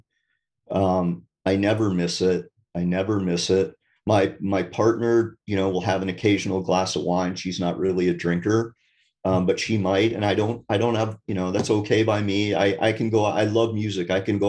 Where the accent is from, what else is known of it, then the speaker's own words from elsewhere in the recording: Vermont, United States; I'm from Vermont, so it's a pretty wild